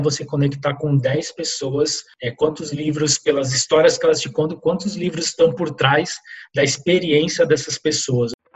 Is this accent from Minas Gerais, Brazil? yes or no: no; Santos, São Paulo, Brazil; also born or lived in Fernandópolis, São Paulo; eu nasci no interior de São Paulo, numa cidade chamada Fernandópolis